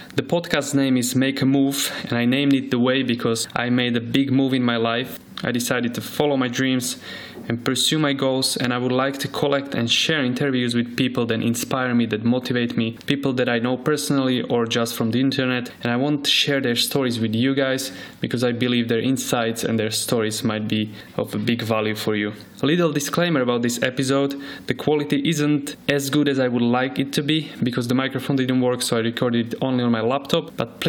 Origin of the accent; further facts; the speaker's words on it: Slovakia; now in Dubai, United Arab Emirates; I'm from Slovakia and I'm currently living in Dubai.